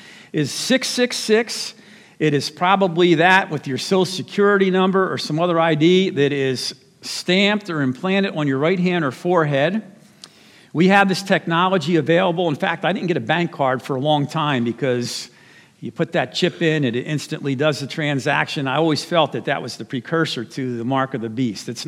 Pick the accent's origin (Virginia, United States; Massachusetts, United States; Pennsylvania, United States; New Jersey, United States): New Jersey, United States; my home state of New Jersey